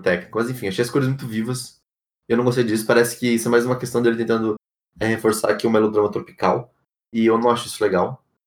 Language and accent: Portuguese; São Paulo, Brazil; also born or lived in Ribeirão Preto / São Carlos; eu sou paulista, eu sempre vivi a maioria das minhas. Né, aliás, sempre vivi a minha vida sempre em cidades assim, no centro de cidade principalmente, é, seja aqui, seja em Ribeirão Preto, seja em São Carlos